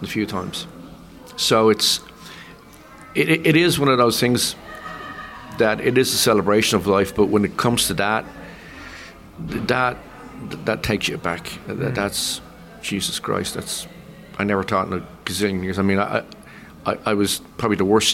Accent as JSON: {"language": "English", "town": "Dublin", "region": "Leinster", "country": "Ireland", "also_born_or_lived": "London", "moved": "as an adult", "said": "as a Dubliner, as an Irishman"}